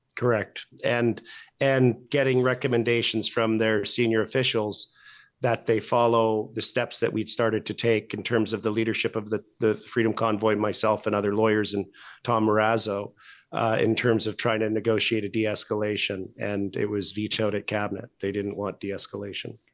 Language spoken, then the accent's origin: English; Alberta, Canada; we're both from Alberta